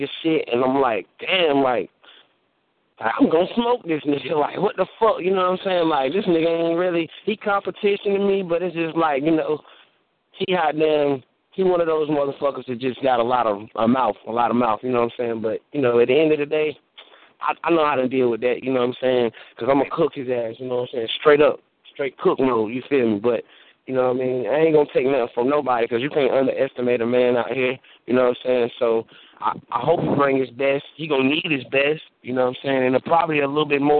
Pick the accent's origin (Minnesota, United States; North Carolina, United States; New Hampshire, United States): North Carolina, United States; Oxford; my hometown, Oxford. You know what I'm saying? Oxford, North Carolina